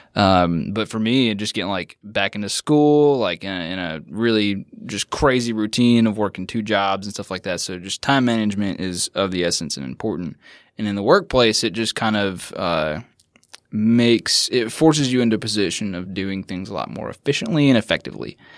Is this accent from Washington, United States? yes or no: yes; Washington, United States; moved away; I grew up in Washington State